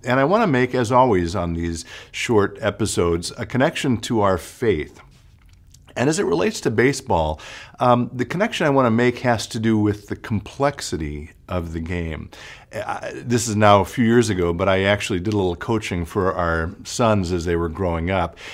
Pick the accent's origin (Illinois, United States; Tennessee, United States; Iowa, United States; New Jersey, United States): Illinois, United States; Chicago; moved away; I'm actually from Chicago